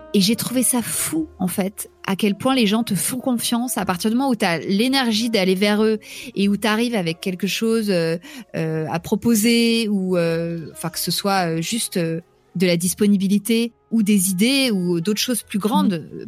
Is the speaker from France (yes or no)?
yes; Paris, Île-de-France, France; also born or lived in New York, United States; je suis parisienne